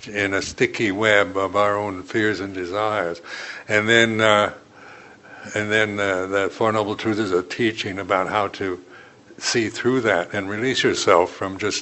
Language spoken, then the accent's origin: English; United States; being American